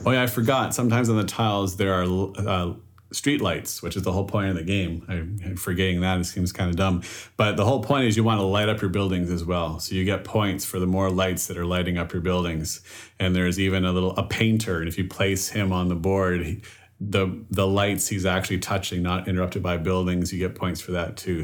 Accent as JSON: {"language": "English", "country": "Canada", "tie": "born or raised there", "said": "I was born and raised in Canada, my French ability is less"}